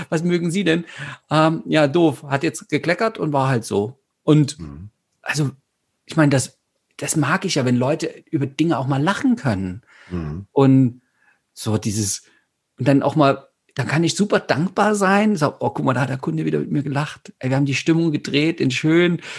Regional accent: Saxony, Germany; bin ja aus Sachsen

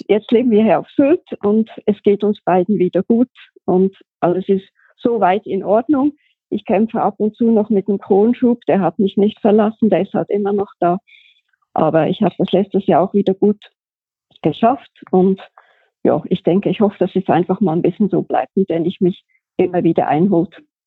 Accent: Switzerland; moved away as an adult; ich bin geboren und aufgewachsen in der Schweiz, hab da auch gearbeitet.

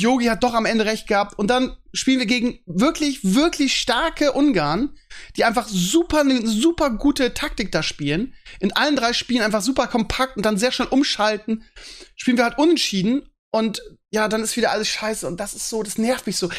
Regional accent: Northern Germany, Germany; bei uns im Norden.

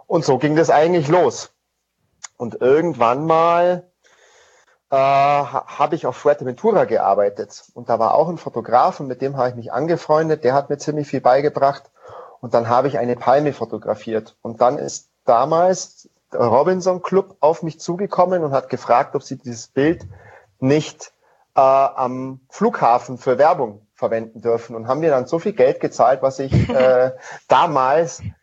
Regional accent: Bavaria, Germany; Und ich bin im Allgäu aufgewachsen und da ist man natürlich viel in den Bergen unterwegs viel beim Skifahren, Snowboarden, Klettern und sonstige Sachen.

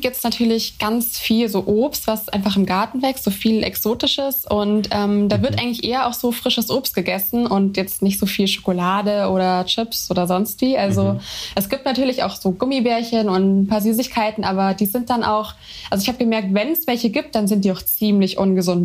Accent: Germany; also born or lived in Brazil; ich bin nicht in Brasilien geboren, aber meine Mutter kommt eben aus Brasilien und ähm, ja, ich bin auch bilingual

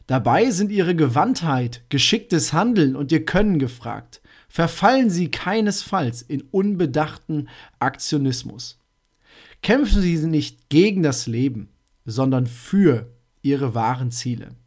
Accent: North Rhine-Westphalia, Germany; Ich komme aus Münsterland, da rufen diejenigen, die jetzt gerade zuhören, natürlich schon Yes! Schnapszahl, genau so ist es.

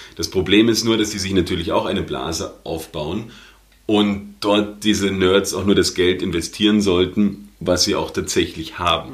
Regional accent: Germany; now in Austria; als Deutscher in Österreich

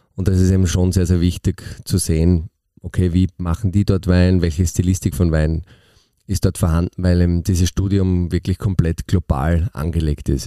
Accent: Austria; bei uns in Österreich

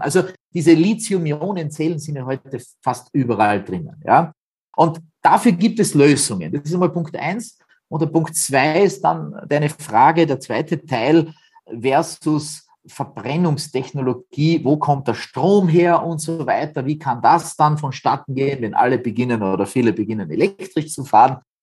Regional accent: Austria; bei uns in Österreich

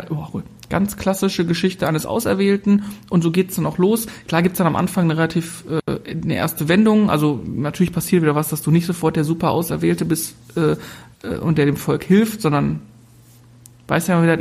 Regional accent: North Rhine-Westphalia, Germany; wir kommen ja aus dem Ruhrgebiet, also von daher.

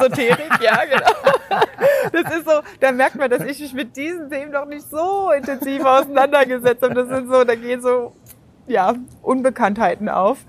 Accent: Germany; bei uns in Deutschland

